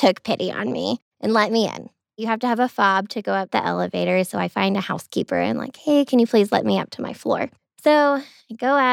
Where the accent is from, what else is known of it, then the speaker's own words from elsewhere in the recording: Commerce, Georgia, United States; accent: Georgia; now in Denver, United States; I'm from outside of Athens area.